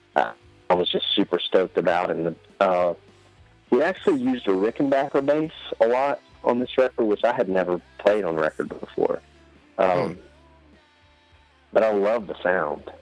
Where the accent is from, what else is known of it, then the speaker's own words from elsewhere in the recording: East Tennessee, United States; I'm a hick from East Tennessee